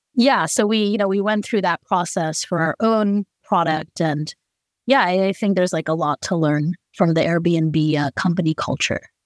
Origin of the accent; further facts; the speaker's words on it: Bay Area, California, United States; I grew up in the Bay Area